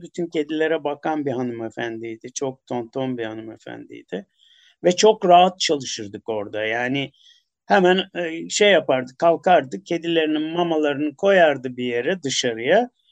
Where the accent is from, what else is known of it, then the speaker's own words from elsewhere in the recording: Istanbul, Turkey; Kadıköylü olduğum için bir de Çamlıca'yı, Acıbadem'i falan bilirim. Yel Değirmeni'nde e, benim çocukluğum geçti.